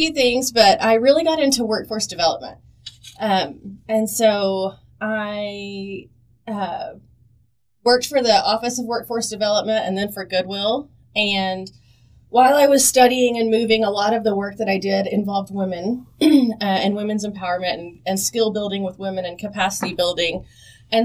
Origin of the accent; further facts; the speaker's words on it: Southwest Oklahoma, United States; I grew up in Southwest Oklahoma in a really small town